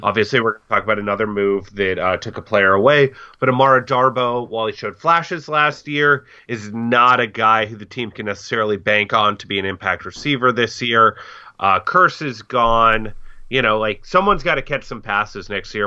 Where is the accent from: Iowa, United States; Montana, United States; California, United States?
California, United States; Los Angeles; also born or lived in Bainbridge Island, Washington; I'm equal parts from Los Angeles and, uh, Bainbridge Island, Washington.